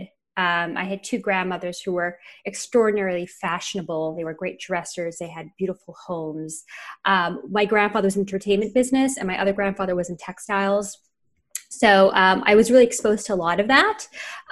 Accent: Montreal, Quebec, Canada; moved away; also born or lived in New York / Miami / Los Angeles; I'm from Montreal

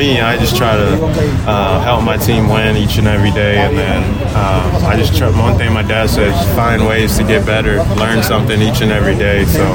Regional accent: Texas, United States; growing up in Texas

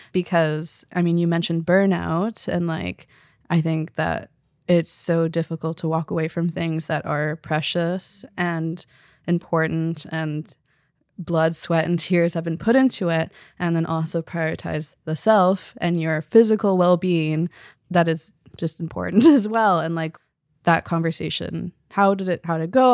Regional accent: Victoria, British Columbia, Canada; also born or lived in Belém, Pará, Brazil / Recife, Brazil; But I grew up in B C, in Victoria, going back to Brazil every, uh, two years.

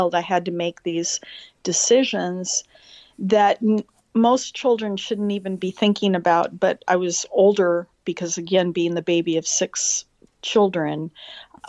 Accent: Los Angeles, California, United States; I grew up in Eagle Rock, California, which is just a small community outside of Los Angeles

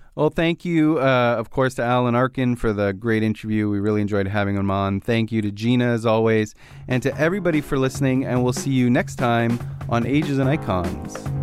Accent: Canada; as a Canadian

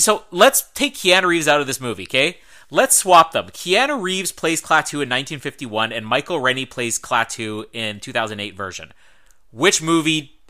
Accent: Winnipeg, Manitoba, Canada; we are both from Winnipeg

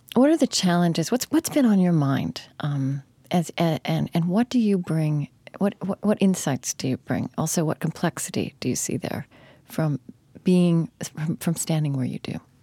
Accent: Oklahoma, United States; also born or lived in New England; now in upper Midwest, United States; I grew up in Oklahoma

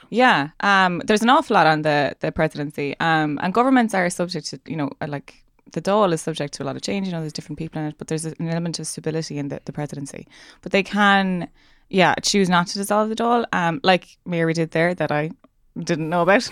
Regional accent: Ireland; me being Irish

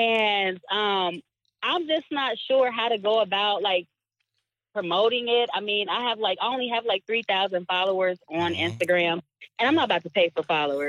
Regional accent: Cincinnati, Ohio, United States; I'm from Cincinnati.

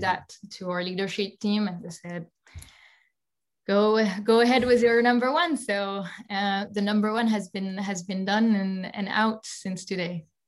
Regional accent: Alsace, Grand Est, France; moved away; also born or lived in Paris / San Francisco Bay Area; I'm from Alsace

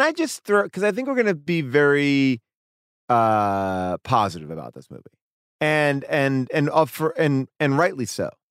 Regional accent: New York, United States; I grew up in New York

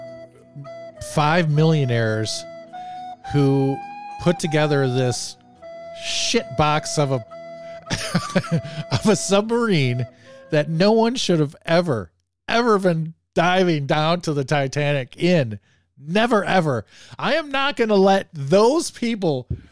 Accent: Bay City, Michigan, United States; I grew up in Bay City, Michigan

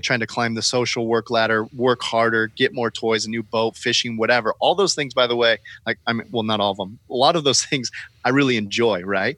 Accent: California, United States; now in Portland, United States; I live here in Portland. I'm born and raised in California.

